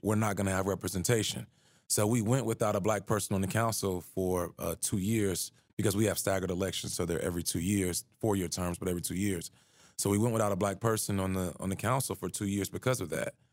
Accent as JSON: {"language": "English", "town": "Atlanta", "region": "Georgia", "country": "United States", "tie": "born or raised there", "moved": "as an adult", "lives_now": "Charlottesville, United States", "said": "where I grew up in Atlanta"}